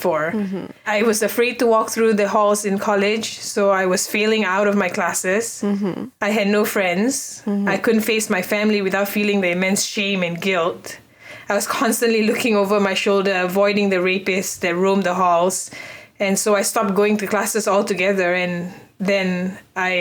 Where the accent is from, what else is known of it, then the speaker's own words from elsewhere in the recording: Malaysia; born and raised in Malaysia